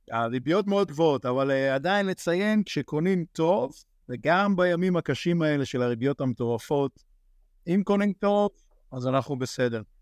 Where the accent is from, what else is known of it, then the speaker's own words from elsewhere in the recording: Kfar Saba, Central District, Israel; moved away as an adult; now in Frisco, United States; כפר סבא.